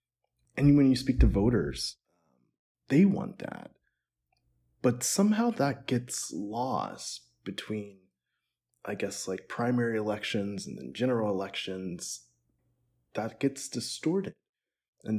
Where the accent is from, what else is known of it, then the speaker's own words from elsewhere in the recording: Pittsburgh, Pennsylvania, United States; moved away; also born or lived in New York; I'm from Pittsburgh, lived a bit in New York, and so definitely like a city boy through and through, East Coast guy.